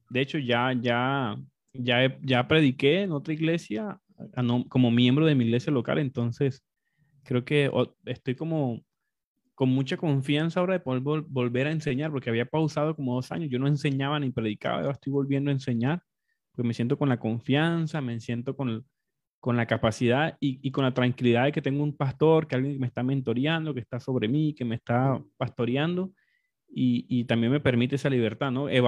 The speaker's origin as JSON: {"language": "Spanish", "country": "Colombia", "tie": "born or raised there", "said": "yo nací en la parte occidental de Colombia, pero me crié en diferentes contextos, costa, en Colombia somos muy multi, multiregionales, como muy diversos"}